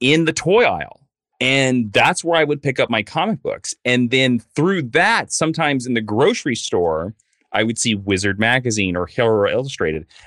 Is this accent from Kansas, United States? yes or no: yes; Stark, Kansas, United States; moved away as an adult; now in Los Angeles, United States; I grew up on a farm two and a half miles east of Stark, Kansas